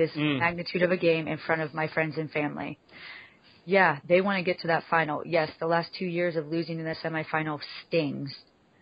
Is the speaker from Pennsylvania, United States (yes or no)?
yes; Penn State campus hometown, Pennsylvania, United States; growing up at the Penn State campus in my hometown